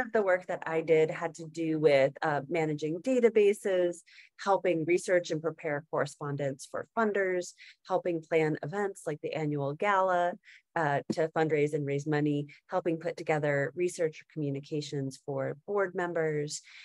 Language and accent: English; Atlanta, Georgia, United States; moved away as an adult; also born or lived in Denver, Colorado; I had grown up in Georgia. So I grew up in Atlanta